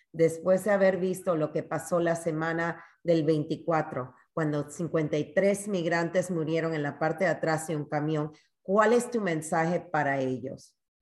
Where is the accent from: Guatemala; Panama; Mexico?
Panama; now in San Antonio, United States; Panamá, el país donde yo nací